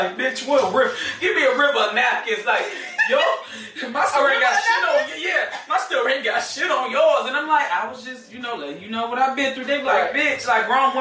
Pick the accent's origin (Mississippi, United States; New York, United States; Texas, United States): Mississippi, United States; I'm from Mississippi